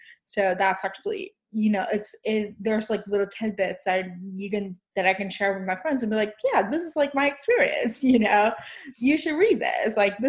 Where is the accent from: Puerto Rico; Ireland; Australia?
Puerto Rico; moved away as an adult; also born or lived in New York; I'm from Puerto Rico, I'm from the island. I was born and raised there, but I lived in New York for 14 years.